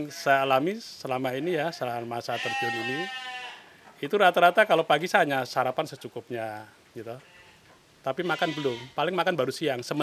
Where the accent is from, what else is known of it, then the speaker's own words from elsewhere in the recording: Muntilan, Central Java, Indonesia; Saya lahir di Muntilan.